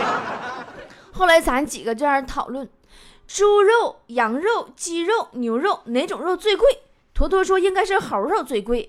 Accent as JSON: {"language": "Chinese", "region": "Northeast China", "country": "China", "accent": "Northeastern (Dongbei) dialect", "moved": "yes", "said": "东北话叫过假假"}